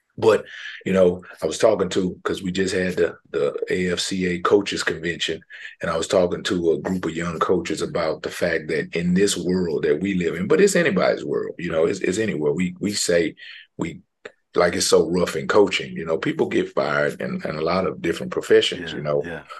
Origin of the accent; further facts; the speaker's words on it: Houston, Texas, United States; I'm from Houston, from Houston, Texas